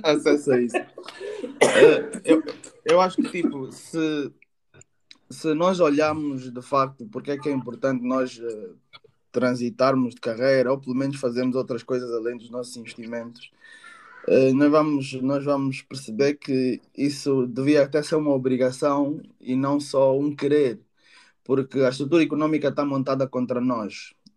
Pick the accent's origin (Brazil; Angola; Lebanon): Angola; now in United Kingdom; sou angolano, moro atualmente no Reino Unido